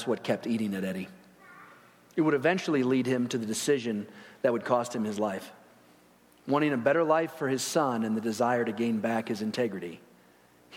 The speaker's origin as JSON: {"language": "English", "town": "Chicago", "region": "Illinois", "country": "United States", "tie": "born or raised there", "said": "I grew up in Chicago, or near there, and went to school by there"}